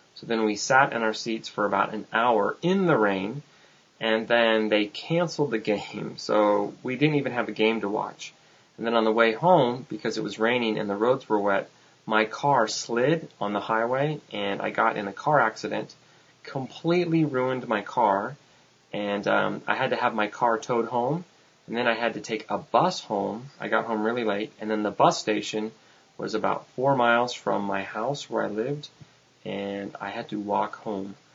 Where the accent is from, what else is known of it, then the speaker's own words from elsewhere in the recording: United States; I'm from the United States